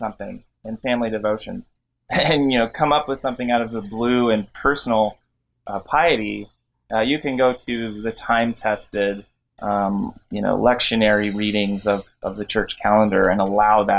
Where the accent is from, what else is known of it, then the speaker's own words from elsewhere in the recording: Gretna, Nebraska, United States; I grew up there in Nebraska. I grew up in Gretna